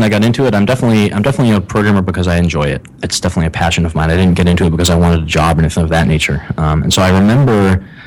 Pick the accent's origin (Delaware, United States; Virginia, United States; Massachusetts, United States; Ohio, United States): Ohio, United States; moved away as an adult; also born or lived in Illinois / San Francisco; I'm from the Midwest. I actually grew up in Ohio.